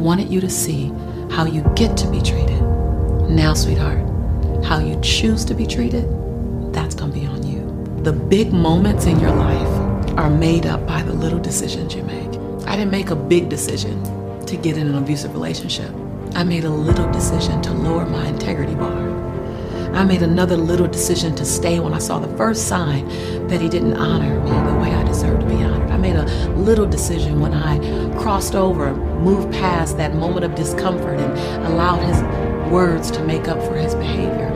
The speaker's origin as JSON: {"language": "English", "town": "Los Angeles", "region": "California", "country": "United States", "tie": "born or raised there", "said": "I'm a girl from South Central LA. Living between the Harlem Crip 30s and the Rolling 60s. Had three fights a week to get home from school"}